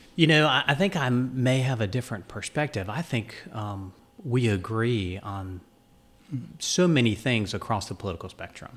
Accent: Dunn, North Carolina, United States; also born or lived in New York / Florida / New Hanover County, North Carolina; it was great to grow up in a small southern town

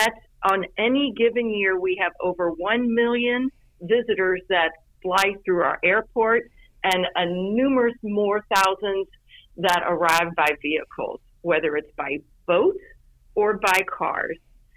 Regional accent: Louisville, Kentucky, United States; moved away as an adult; also born or lived in Cincinnati, Ohio; now in Florida Keys, United States; I'm originally from Louisville, Kentucky, and I moved the wrong way

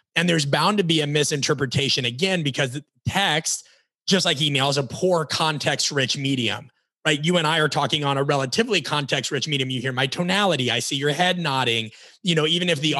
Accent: Omaha, Nebraska, United States; moved away; also born or lived in Florida; We're both from Omaha, Nebraska

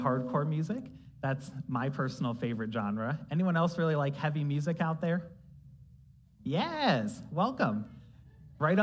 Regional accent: Ohio, United States; also born or lived in Columbus, Ohio; we're all Americans, but we're also Ohioans

